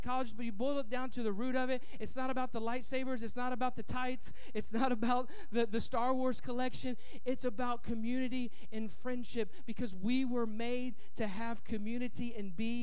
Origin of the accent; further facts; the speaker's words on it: Indianapolis, Indiana, United States; moved away; I'm from Indianapolis, Indiana, and it's a big convention town